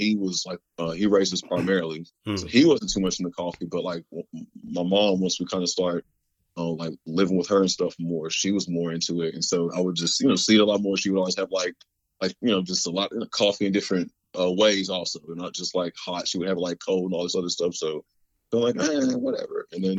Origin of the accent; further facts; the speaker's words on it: Florida, United States; also born or lived in Dallas / Ohio; now in Texas; I was born in Dallas, raised in Florida, spent some time in Ohio, and pretty much been in Texas since, 2004 or something.